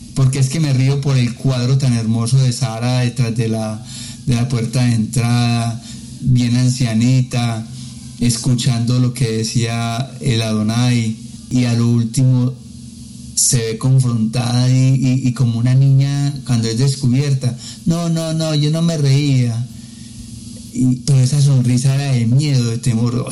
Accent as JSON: {"language": "Spanish", "country": "Colombia", "said": "acá en, en mi país, en Colombia"}